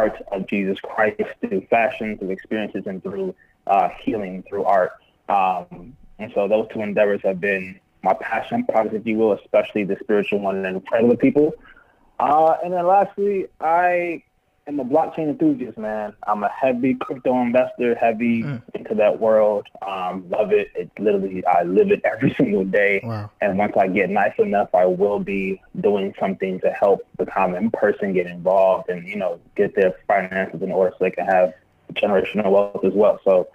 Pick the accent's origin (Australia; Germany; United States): United States; Chicago, Illinois; born or raised there; also born or lived in United Kingdom (born) / Nigeria (ancestry)